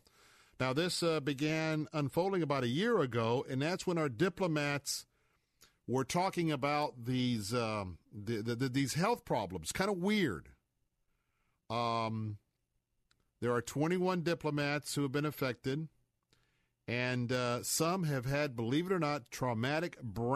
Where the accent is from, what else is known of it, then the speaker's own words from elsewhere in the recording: Florida, United States; I'm a Florida cracker, born and raised here